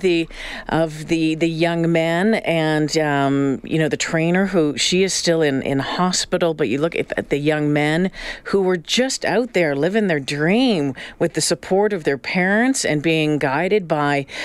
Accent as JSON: {"language": "English", "country": "Canada", "tie": "born or raised there", "said": "growing up in Canada"}